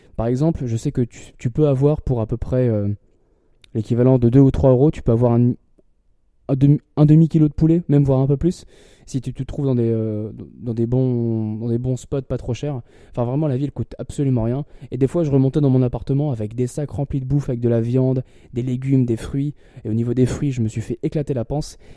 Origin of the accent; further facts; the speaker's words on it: Lille, Hauts-de-France, France; moved away as an adult; parce que je viens de Lille